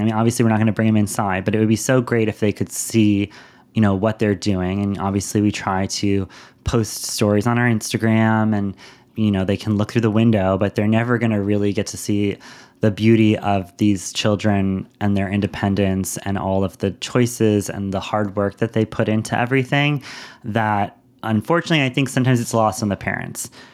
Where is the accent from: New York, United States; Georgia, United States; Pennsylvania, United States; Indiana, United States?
New York, United States; New York City; moved away; growing up in Lower Manhattan